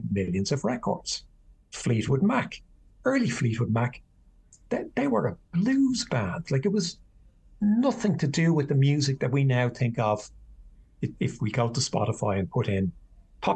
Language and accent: English; Ireland; I grew up at a time where traditional Irish music